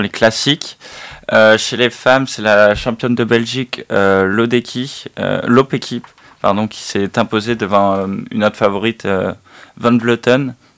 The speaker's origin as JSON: {"language": "French", "town": "Toulouse", "region": "Occitania", "country": "France", "tie": "born or raised there", "moved": "yes", "lives_now": "Bordeaux, France", "said": "Je suis né à Toulouse, j'habite à Bordeaux"}